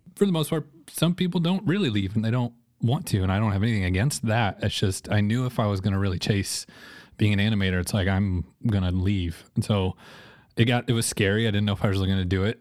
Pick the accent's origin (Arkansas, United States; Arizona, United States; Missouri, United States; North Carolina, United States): Missouri, United States; Joplin; also born or lived in Rockford, Illinois; I'm from born in Joplin, was born, uh, in Missouri, um, lived in Rockford, Illinois for a little bit, then moved back to Joplin.